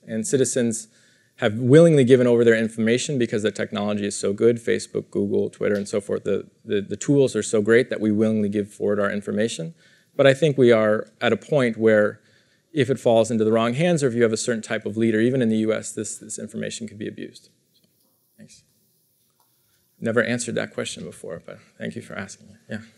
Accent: United States; as an American citizen

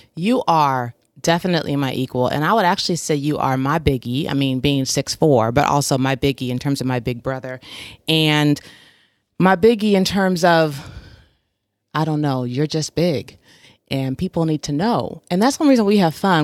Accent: Portland, Oregon, United States; growing up in Portland

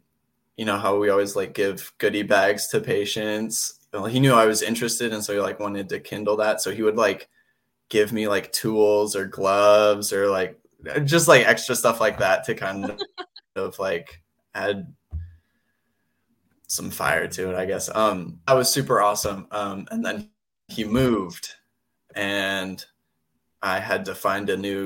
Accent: California, United States; now in Utah, United States; I grew up in California

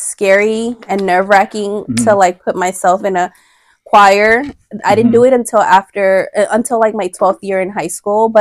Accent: Los Angeles, California, United States; I was born and raised in Los Angeles in the Crenshaw district.

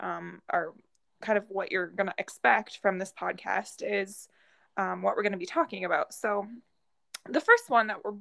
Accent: Michigan, United States; I'm from Michigan

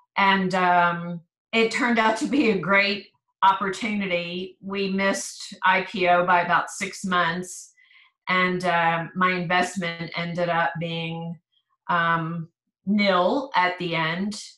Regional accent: East Coast, United States; moved away as an adult; also born or lived in Philadelphia / Maryland; now in Texas, United States; I grew up on the East Coast. I was born in Philadelphia and lived between Pennsylvania and Maryland until I graduated from high school

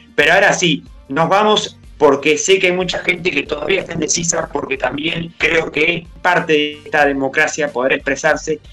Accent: Paysandú, Uruguay; yo soy de Paysandú

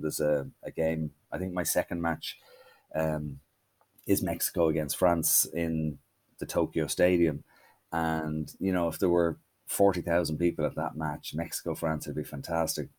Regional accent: Ireland; we're from Ireland

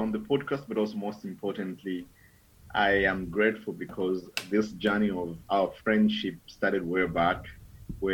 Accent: Zambia; I was born and raised in Zambia 27 years back

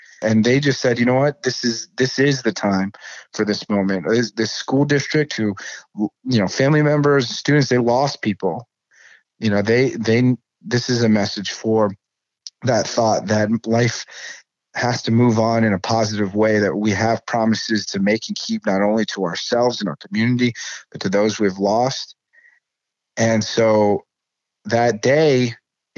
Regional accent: Ohio, United States; my home state. I was born, raised, educated. I work and live in Ohio

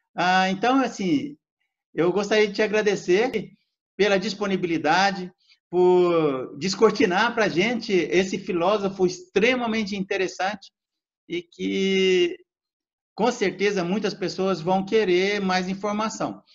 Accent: Minas Gerais, Brazil; also born or lived in interior of São Paulo state; now in São Paulo state, Brazil; eu moro no interior do estado de São Paulo, mas eu sou mineiro, nasci nas barrancas do Rio São Francisco, numa colônia ah, de pescadores

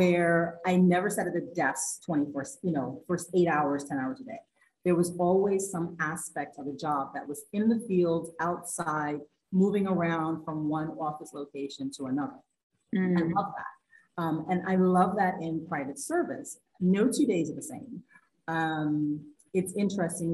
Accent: New York City, New York, United States; accent: New York; I'm still a New Yorker. I'm not sure if that was a great New York accent right there.

